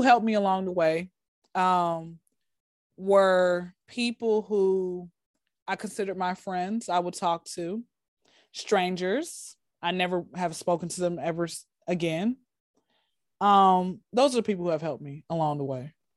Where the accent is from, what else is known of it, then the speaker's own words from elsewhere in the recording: Atlanta, Georgia, United States; born and raised in Atlanta